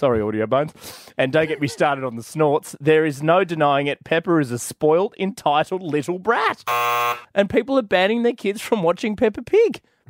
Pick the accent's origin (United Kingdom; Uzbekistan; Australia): Australia; So I thought this was big in the US, but I mean, as an Aussie mum, you're like, boycott the pig.